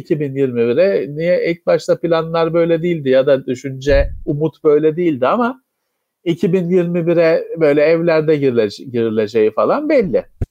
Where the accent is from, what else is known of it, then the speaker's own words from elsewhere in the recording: Istanbul, Turkey; benim memleketim Bakırköy'de çok yaygındır